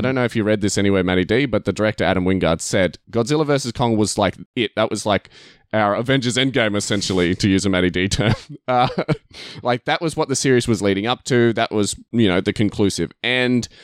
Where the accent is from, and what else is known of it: Australia